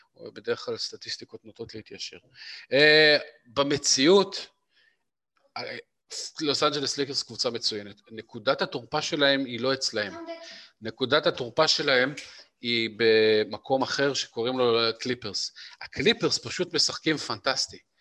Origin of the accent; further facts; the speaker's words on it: Israel; כולנו, בתור ישראלים פרובינציאליים